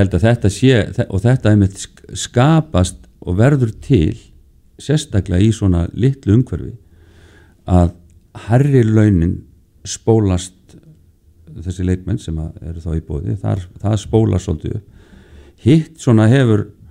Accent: Iceland

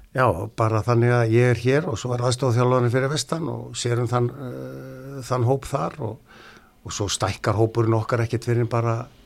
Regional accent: Neskaupstaður, Eastern Region, Iceland; moved away; also born or lived in Ísafjörður; Ég er frá Neskvæmstað

